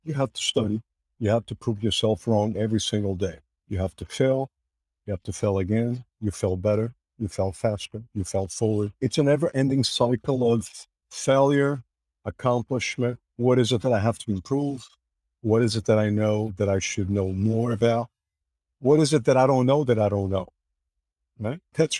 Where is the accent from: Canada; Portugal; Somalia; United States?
Portugal; English is a second language; The world was linear, small, analogic, and more so the little village that I grew up in Portugal. Probably about 15,000 folks lived in that city at the time.